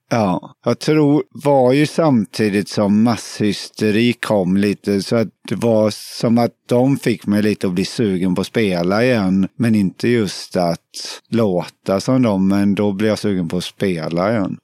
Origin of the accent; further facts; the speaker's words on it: Alingsås, Västra Götaland, Sweden; Jag kommer från Alingsås